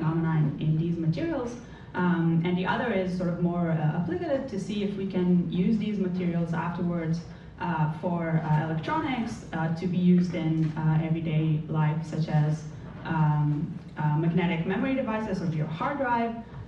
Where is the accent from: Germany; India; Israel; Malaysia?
Israel; moved away as an adult; now in Berkeley, United States; I was born and raised in Israel, where I also did my PhD in physics.